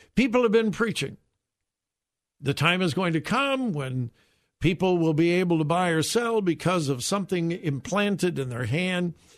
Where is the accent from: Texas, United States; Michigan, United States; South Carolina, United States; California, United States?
California, United States; Southern; I grew up in Southern California in a solid Bible-believing church.